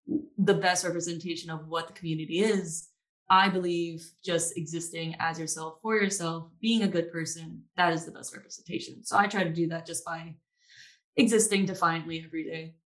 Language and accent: English; Maryland, United States; also born or lived in Tampa; now in Austin, United States; I live in Austin, Texas as of right now. And I am originally from Maryland. That's where I met Stuart, actually. We went to high school together.